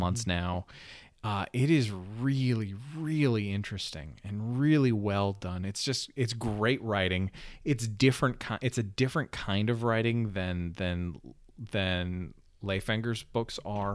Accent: Canada; I'm a Canadian

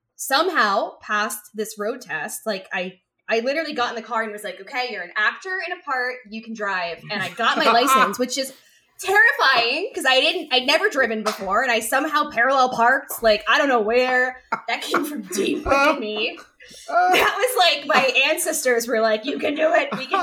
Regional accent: Westchester, New York, United States; also born or lived in Manhattan, New York; I'm from New York. And I was. I lived in Manhattan for almost 13 years. But I grew up in Westchester, which is like where you get your first Lexus, right?

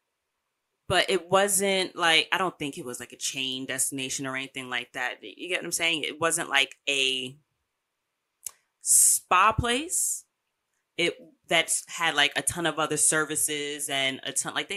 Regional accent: United States; I, as an American, get paid in American dollars

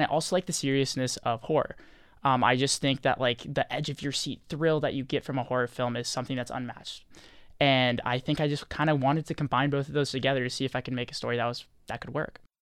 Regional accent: Rancho Palos Verdes, California, United States; moved away; I'm from Los Angeles, California, specifically Rancho Palos Verdes

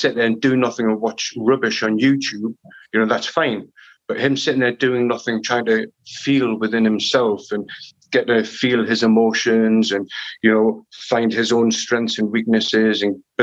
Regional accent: Newcastle upon Tyne, North East England, United Kingdom; now in London, United Kingdom; I'm in London, but I'm from Newcastle

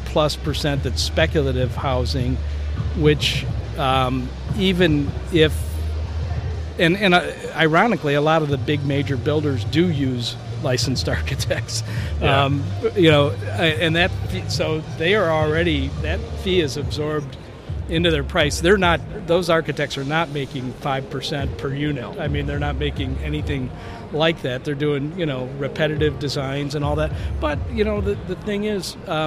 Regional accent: Chicago, Illinois, United States; we're from Chicago. We're in Chicago

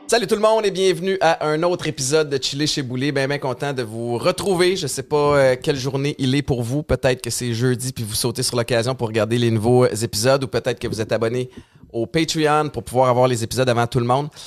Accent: Montérégie, Quebec, Canada; On est quelque part en Montérégie.

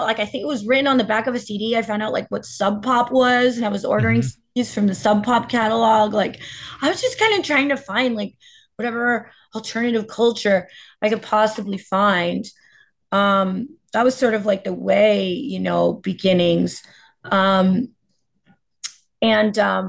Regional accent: New Jersey, United States; I am from North Jersey

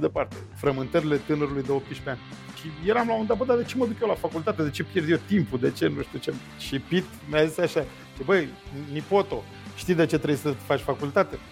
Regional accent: Romania; m-am născut în România comunistă

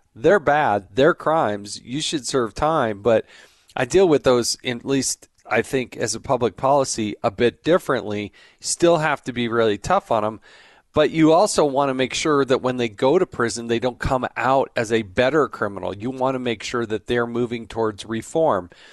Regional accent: Utah, United States; I'm from Utah, so I see a lot of Salt Lake news

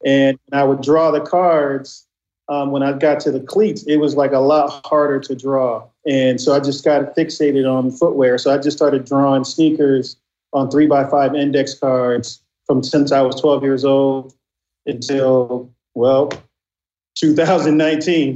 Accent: Inglewood, California, United States; growing up in Inglewood in the '80s

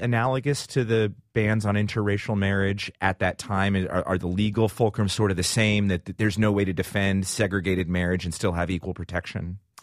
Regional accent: Washington, District of Columbia, United States; my hometown of the District of Columbia

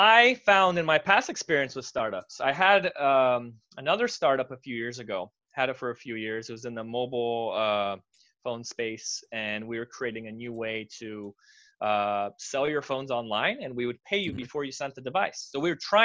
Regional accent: United States; I was born in America. My parents are Romanian

